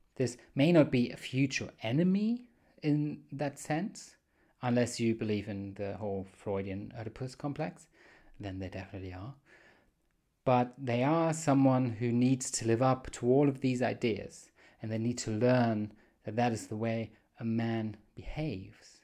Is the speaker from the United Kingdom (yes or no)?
no; Germany; accent: weird accent; I'm from Germany